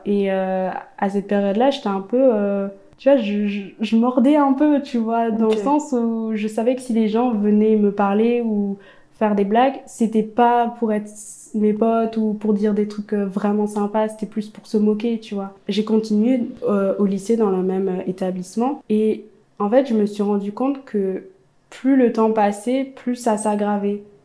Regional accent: a small village in eastern France, France; also born or lived in Ethiopia; Donc à l'âge de 5 ans, je suis arrivée dans ma famille adoptive, dans un petit village dans l'est de la France

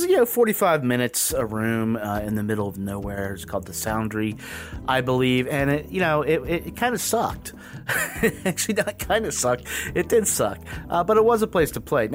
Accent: the South, United States; now in Washington, D.C., United States; Growing up in the South, strip malls are everywhere

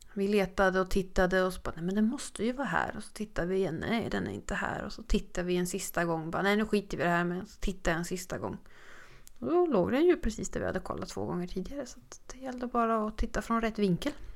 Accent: Sweden; vi var från Sverige

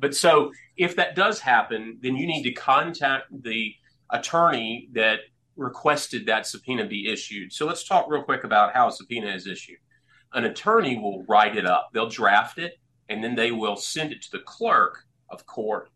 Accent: Clinton, Mississippi, United States; also born or lived in Texas; I grew up in Clinton. I went to Clinton High School, went to Mississippi College for undergrad

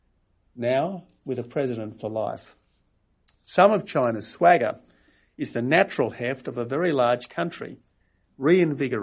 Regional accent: Australia

